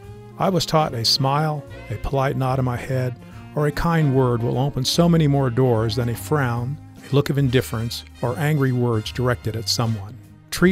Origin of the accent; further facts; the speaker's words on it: Fort Worth, Texas, United States; I am from Fort Worth, Texas.